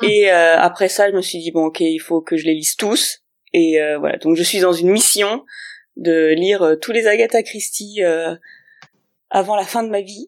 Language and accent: French; Grenoble, Auvergne-Rhône-Alpes, France; now in Berlin, Germany; je suis euh, grenobloise à la base, mais je suis exportée à Berlin